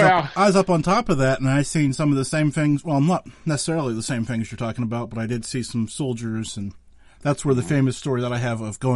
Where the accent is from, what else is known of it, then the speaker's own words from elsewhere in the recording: Pennsylvania, United States; I'm from Pennsylvania